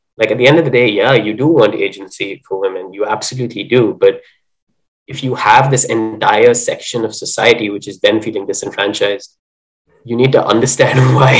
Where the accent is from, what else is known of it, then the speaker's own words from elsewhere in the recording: India; I'm not living in India any longer. So even though I am Indian, I'm feeling a little bit like a mongrel.